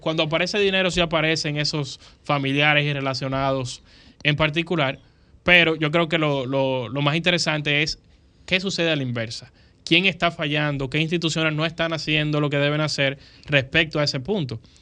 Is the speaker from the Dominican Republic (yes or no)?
yes; Dominican Republic; lo que nos sucede a nosotros como dominicanos